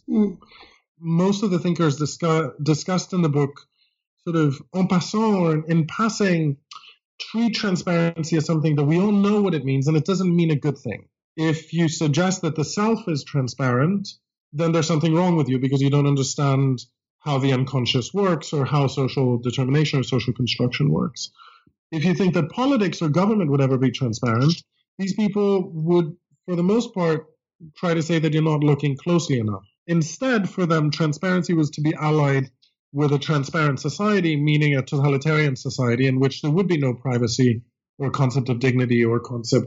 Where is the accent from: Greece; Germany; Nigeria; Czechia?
Greece; English is a second language; moved away as an adult; now in United States; I grew up in Greece and came to college in the United States.